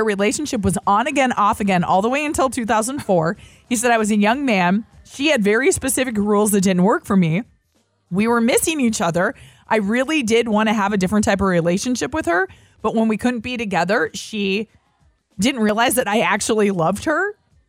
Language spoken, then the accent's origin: English; Minnesota, United States; because growing up in Minnesota, it was